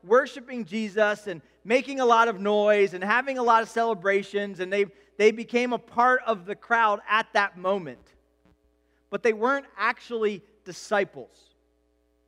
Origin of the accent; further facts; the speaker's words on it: United States; as an American culture